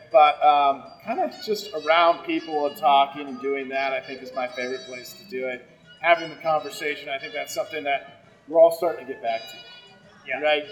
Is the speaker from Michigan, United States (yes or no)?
no; Colorado, United States; growing up in Colorado